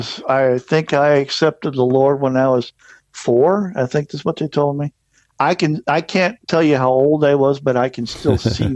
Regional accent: Florida, United States; also born or lived in Missouri; I was born in Florida, did a lot of growing up there. My folks moved a lot, and between Florida and Missouri.

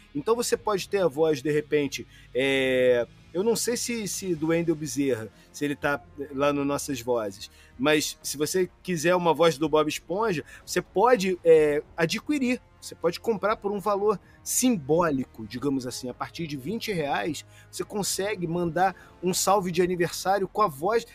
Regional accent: Rio de Janeiro, Brazil; accent: carioca; Eu, por exemplo, sou carioca

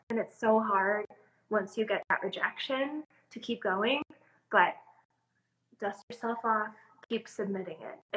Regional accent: Midwest, United States; I'm from the Midwest

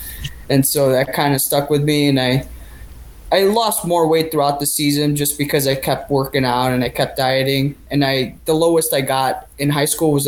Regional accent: Glen Ellyn, Illinois, United States; Well, I'm from Illinois. So I grew up in Glen Ellyn, which is not far from where I live now.

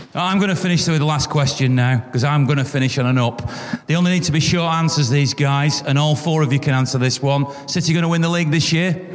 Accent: Manchester, North West England, United Kingdom; as a Mancunian

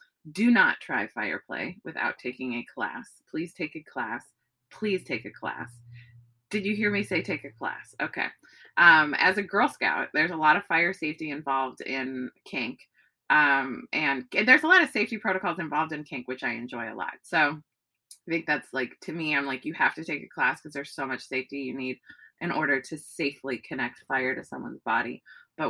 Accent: Bay Area, California, United States; also born or lived in New York; now in Los Angeles, United States; I grew up in the Bay Area

